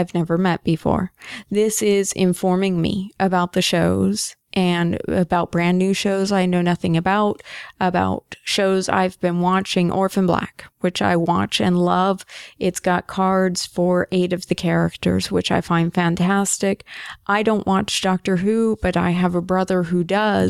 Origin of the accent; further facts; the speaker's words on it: United States; I'm an American, I'm up here in Canada